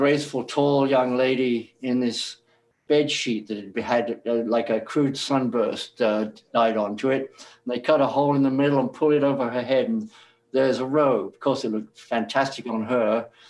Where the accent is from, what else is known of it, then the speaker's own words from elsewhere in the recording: England, United Kingdom; moved away as an adult; now in New York City, United States; I moved from England in 1968 and went to New York City to seek my fortune. I left a good job in Piccadilly in London as a quantity surveyor